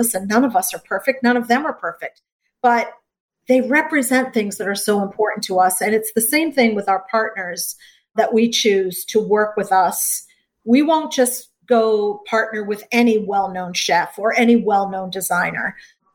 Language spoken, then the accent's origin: English; Gloucester, Massachusetts, United States; I grew up in Gloucester, Massachusetts, a little fishing town